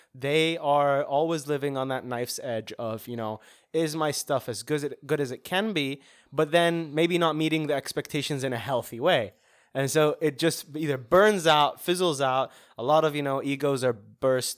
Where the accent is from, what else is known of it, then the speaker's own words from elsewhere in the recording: Saudi Arabia; moved away; growing up in Saudi